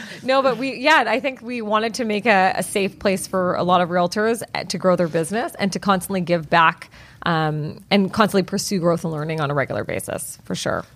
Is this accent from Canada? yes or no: yes; Vancouver, British Columbia, Canada; I am born and bred in Vancouver, British Columbia